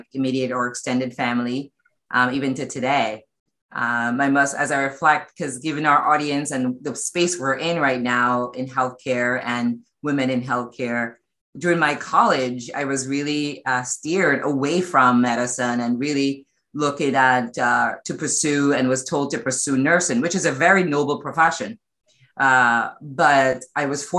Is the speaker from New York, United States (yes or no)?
yes; New York City, New York, United States; I spent almost all my formative years in Brooklyn, including undergrad